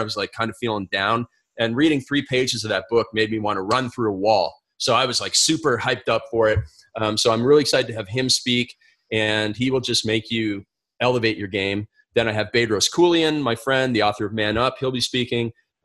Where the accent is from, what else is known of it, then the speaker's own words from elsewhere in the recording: Canada; moved away as an adult; also born or lived in because I'm Canadian; now in United States; I come from Canada and I have a visa to work in the United States